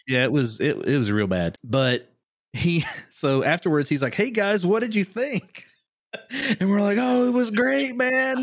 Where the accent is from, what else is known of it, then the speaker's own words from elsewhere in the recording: Kentucky, United States; moved away as an adult; also born or lived in Orlando; growing up in Kentucky